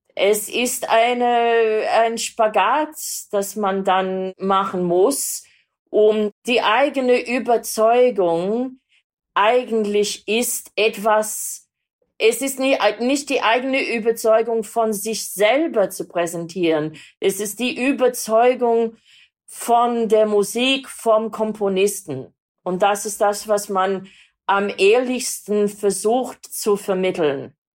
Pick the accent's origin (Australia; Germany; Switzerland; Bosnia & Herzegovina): Australia; Sydney, New South Wales; born or raised there; German is a second language; moved away